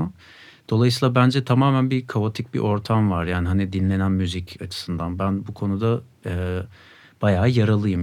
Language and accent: Turkish; Sakarya, Turkey; moved away as an adult; now in Ankara, Turkey; Sakaryalıyım. Üniversite için buraya geldim 2010'da.